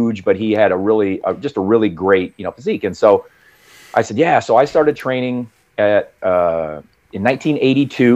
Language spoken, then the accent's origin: English; central United States, Midwest, United States; I'm obviously from the United States, central United States.